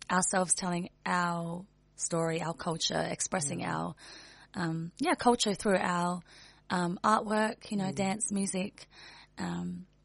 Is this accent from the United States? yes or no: no; Adelaide, South Australia, Australia; born and raised in Adelaide.